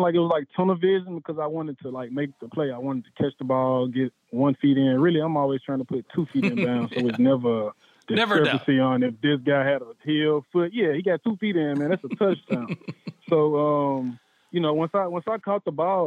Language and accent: English; Memphis, Tennessee, United States; I'm from Memphis